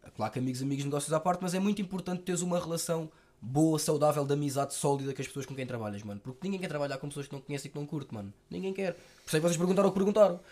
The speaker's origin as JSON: {"language": "Portuguese", "region": "Lisbon", "country": "Portugal", "tie": "born or raised there", "said": "eu fui criado muito com os meus avós também da parte dos meus, do, da minha mãe, porque moramos perto. Tipo, a minha, eu sou dos Olivais, a minha avó mora na Encarnação"}